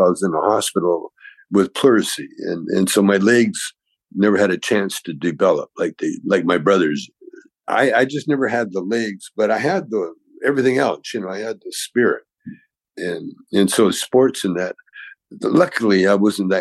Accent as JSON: {"language": "English", "town": "Calgary", "region": "Alberta", "country": "Canada", "tie": "born or raised there", "said": "I grew up in Calgary, Alberta, Canada"}